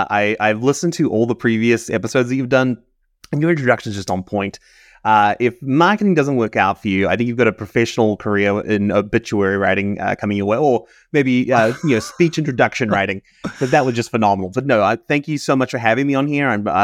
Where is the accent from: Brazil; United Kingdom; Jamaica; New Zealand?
New Zealand; moved away; I have a bit of an accent. I'm from New Zealand originally. So I grew up in New Zealand, moved around. My father worked for New Zealand, so we moved around the world quite a bit.